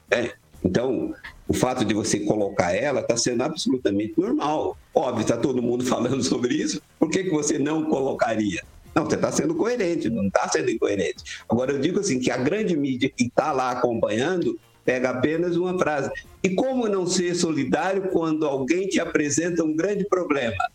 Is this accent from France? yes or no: yes; France; Portuguese is a second language; eu, eu, como francês, estou falando de União Soviética, né?